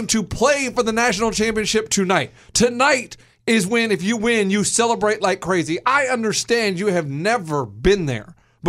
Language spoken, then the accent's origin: English; Austin, Texas, United States; I was raised in Austin, Texas.